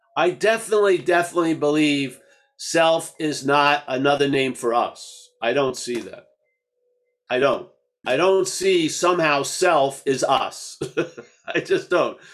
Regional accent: United States; I grew up in America. I've learned English in this way

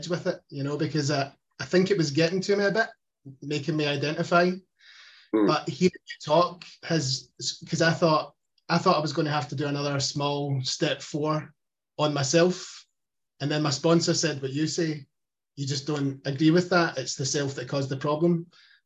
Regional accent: Glasgow, Scotland, United Kingdom; accent: Glaswegian; I've got a Glaswegian accent in Scotland

